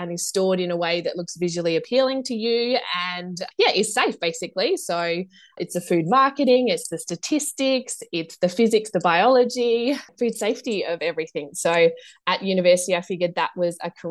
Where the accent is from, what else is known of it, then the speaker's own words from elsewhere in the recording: Adelaide, South Australia, Australia; I grew up in Adelaide